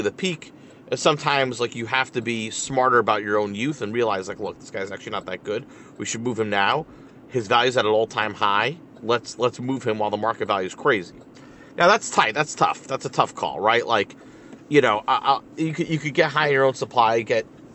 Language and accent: English; Boston, Massachusetts, United States; I'm from Boston.